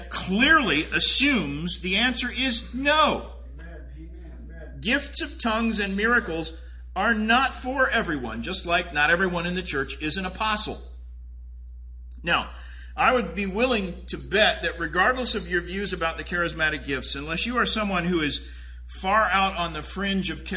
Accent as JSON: {"language": "English", "town": "Tulsa", "region": "Oklahoma", "country": "United States", "tie": "born or raised there", "said": "I grew up in Tulsa"}